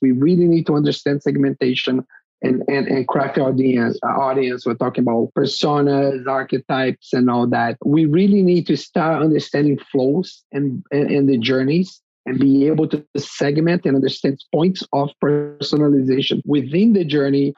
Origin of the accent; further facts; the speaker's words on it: Brazil; moved away as an adult; I'm from Brazil originally. That's where I started my career